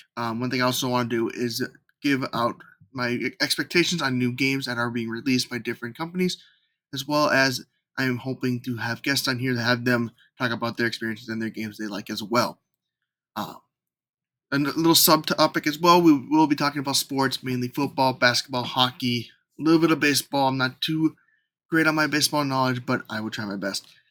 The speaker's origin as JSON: {"language": "English", "region": "Minnesota", "country": "United States", "tie": "born or raised there", "moved": "as an adult", "lives_now": "Los Angeles, United States", "said": "I was born in Minnesota and recently moved to Los Angeles"}